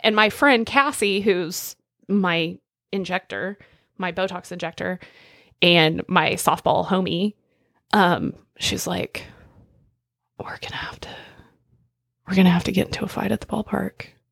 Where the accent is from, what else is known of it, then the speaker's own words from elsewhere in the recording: Northwest Oklahoma, United States; I'm not gonna pretend I didn't grow up in Northwest Oklahoma